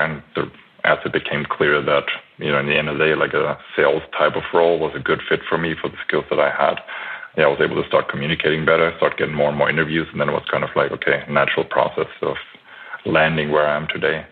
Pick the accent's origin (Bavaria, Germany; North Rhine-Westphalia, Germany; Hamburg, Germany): Bavaria, Germany; Franconian countryside, near Nuremberg; moved away as an adult; also born or lived in Bamberg / United States / Spain; I'm German American, born in Nuremberg and grew up in the great area of uh, the Franconian countryside and a little village